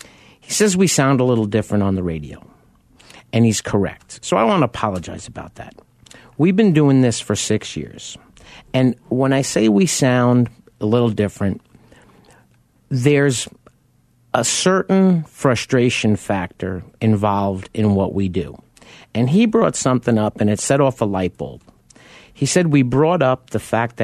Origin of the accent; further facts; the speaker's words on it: New York, United States; me being a New Yorker